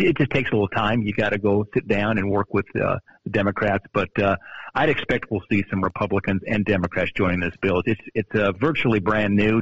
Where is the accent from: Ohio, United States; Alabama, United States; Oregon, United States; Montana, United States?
Montana, United States; growing up in Montana